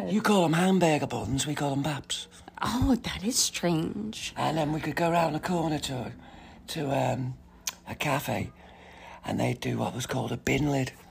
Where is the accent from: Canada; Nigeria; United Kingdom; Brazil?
United Kingdom; North West England; Yeah, in the northwest of England.